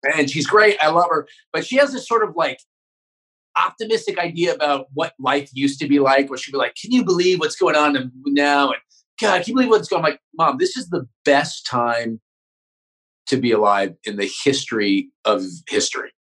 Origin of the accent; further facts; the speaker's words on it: Northern California, United States; also born or lived in Santa Barbara; I grew up in Northern California, so it was like all white people and Mexican immigrants.